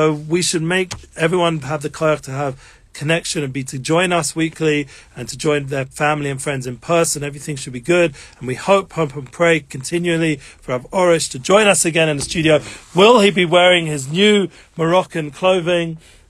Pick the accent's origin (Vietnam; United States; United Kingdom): United Kingdom; England; Yes, I'm English.